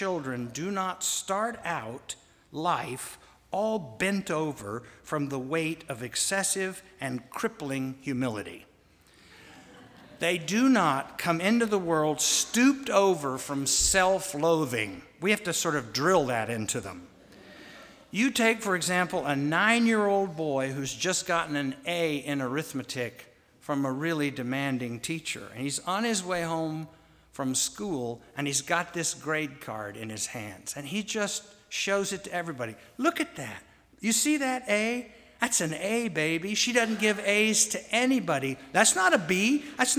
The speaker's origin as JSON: {"language": "English", "town": "Wichita", "region": "Kansas", "country": "United States", "tie": "born or raised there", "said": "When I was a boy growing up in Wichita, Kansas"}